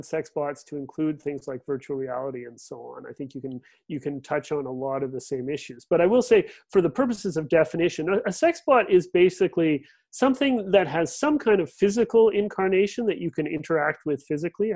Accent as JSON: {"language": "English", "town": "Regina", "region": "Saskatchewan", "country": "Canada", "moved": "yes", "said": "I'm originally from the Canadian Prairies, from Regina."}